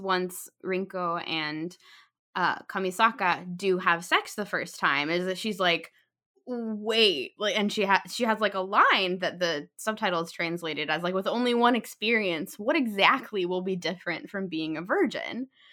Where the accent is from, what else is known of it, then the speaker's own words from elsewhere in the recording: United States; we are two American women